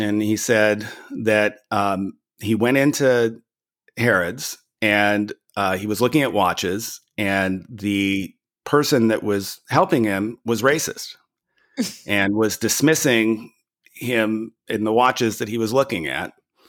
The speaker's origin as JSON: {"language": "English", "country": "United States", "accent": "American", "said": "he heard my accent. And he said, \"Oh, you're American."}